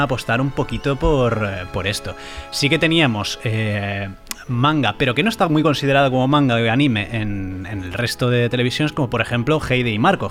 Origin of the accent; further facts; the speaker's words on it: San Sebastián, Basque Country, Spain; yo que soy de San Sebastián, es Drago y Bola en euskera